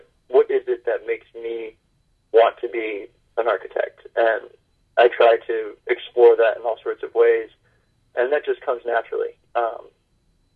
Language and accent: English; New Hampshire, United States; Growing up in New Hampshire, I sort of have this rugged individualism. Our state motto is live free or die.